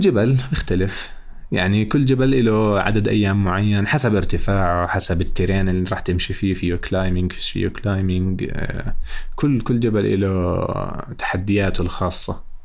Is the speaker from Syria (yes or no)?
no; Jordan; عندنا بالاردن